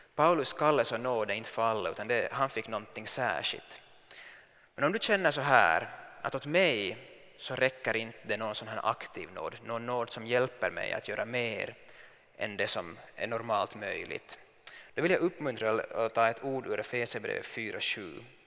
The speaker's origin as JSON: {"language": "Swedish", "country": "Finland", "said": "som finsk man"}